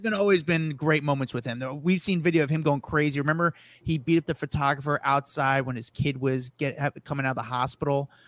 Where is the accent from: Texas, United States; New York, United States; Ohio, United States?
New York, United States; as a New Yorker